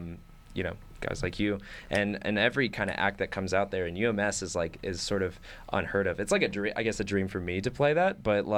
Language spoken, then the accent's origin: English; San Diego, California, United States; now in Boulder, United States; because I'm from San Diego